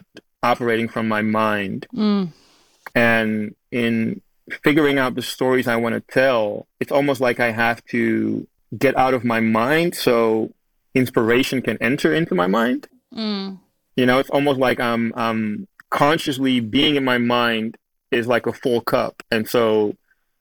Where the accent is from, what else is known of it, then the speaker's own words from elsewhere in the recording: Amsterdam, North Holland, Netherlands; moved away as an adult; now in Studio City, United States; growing up in Amsterdam